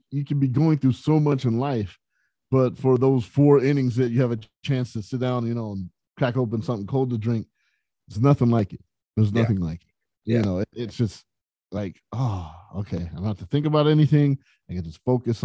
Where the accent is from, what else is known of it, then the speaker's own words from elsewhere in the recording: San Bernardino, California, United States; growing up in San Bernardino, California, it was a rough area where I grew up